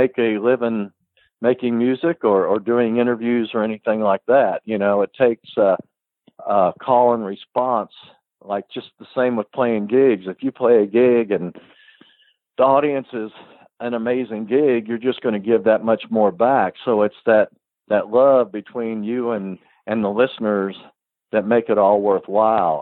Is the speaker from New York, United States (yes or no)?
yes; Woodstock, New York, United States; moved away; also born or lived in Kentucky; I grew up in Woodstock, New York